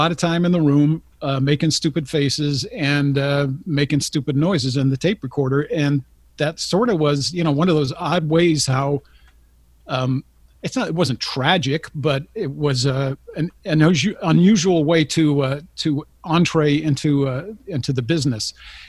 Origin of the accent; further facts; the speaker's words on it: San Jose, California, United States; born there; Yeah, I was born in San Jose, California, mm-hmm. believe it or not. But my dad was in the phone company, Bell Telephone, and he would move like every 2 to 4 years back and forth.